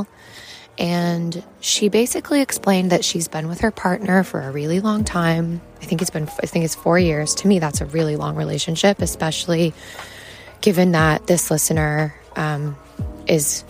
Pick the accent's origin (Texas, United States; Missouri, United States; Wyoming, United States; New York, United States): Wyoming, United States; growing up in Wyoming